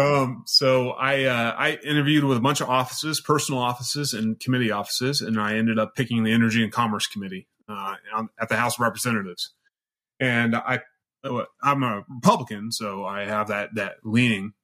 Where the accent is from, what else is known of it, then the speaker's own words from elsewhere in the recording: Central Valley of California, United States; also born or lived in Sierra Nevada, California / Reedley, California; I grew up in the Central Valley of California, very poor area.